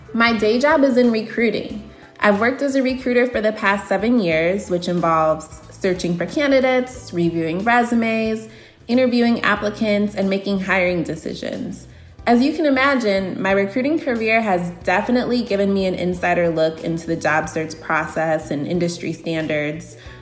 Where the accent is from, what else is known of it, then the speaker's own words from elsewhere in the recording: Aurora, Illinois, United States; I'm from Aurora, Illinois, in the Chicago suburbs